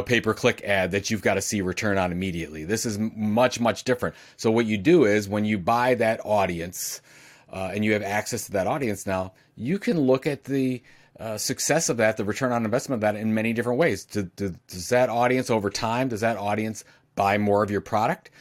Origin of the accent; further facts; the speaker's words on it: Cleveland, Ohio, United States; I'm from Cleveland, Ohio